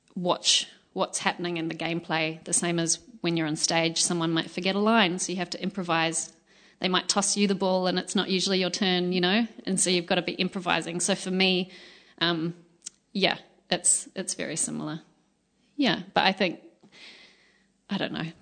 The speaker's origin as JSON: {"language": "English", "country": "Australia", "moved": "as an adult", "lives_now": "New Zealand", "said": "My high school, um, I'm from Australia, and my high school was"}